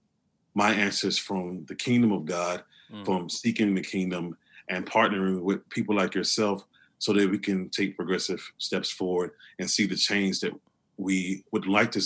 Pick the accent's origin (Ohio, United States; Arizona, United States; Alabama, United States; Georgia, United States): Alabama, United States; Opelika; I'm from Opelika, Alabama